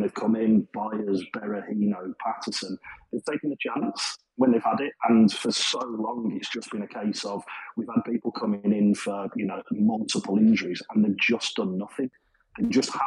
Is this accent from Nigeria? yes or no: no; Birmingham, West Midlands, United Kingdom; as you can probably tell by my accent, I'm not native to Sheffield. I'm from Birmingham, so Burton's only, 40 minutes from me